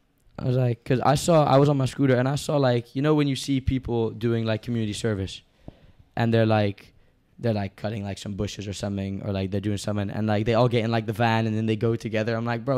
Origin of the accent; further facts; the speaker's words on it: Sri Lanka; Sri Lanka.